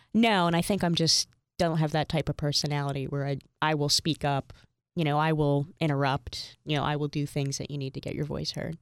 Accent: Bethlehem, Pennsylvania, United States; moved away as an adult; also born or lived in Hagerstown, Maryland / Philadelphia, Pennsylvania; Bethlehem was my home until, um, I moved to Philadelphia when I was twenty-two.

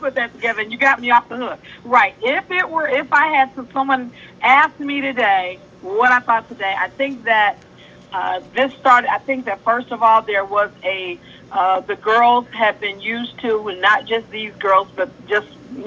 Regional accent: Chicago, Illinois, United States; I'm from Chicago

